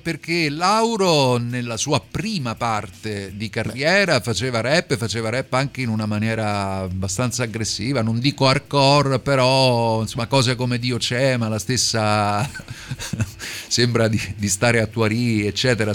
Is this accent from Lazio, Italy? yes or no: yes; Rome, Lazio, Italy; tutti noi che siamo di Roma